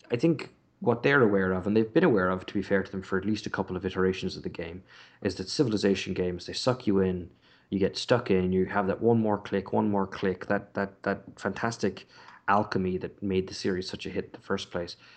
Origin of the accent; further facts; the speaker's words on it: Ireland; also born or lived in Britain; now in United Kingdom; growing up in Ireland, as I did, and living in Britain